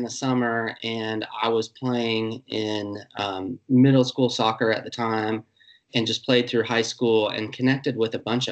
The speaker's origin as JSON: {"language": "English", "town": "Greenville", "country": "United States", "tie": "born or raised there", "said": "I was born in Greenville. I'm 38 now, and I've spent probably about 29, 30 years of my life in Greenville."}